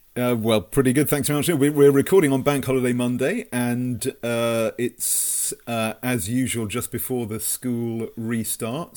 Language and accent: English; Brighton, South East England, United Kingdom; born and brought up in Brighton